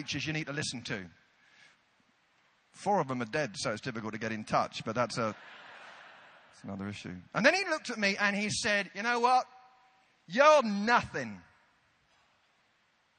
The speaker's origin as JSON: {"language": "English", "country": "United Kingdom", "said": "we're British"}